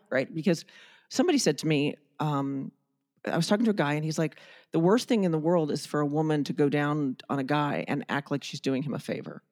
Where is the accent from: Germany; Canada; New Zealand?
Germany; moved away; I grew up in Germany and I was topless on the beach at sixteen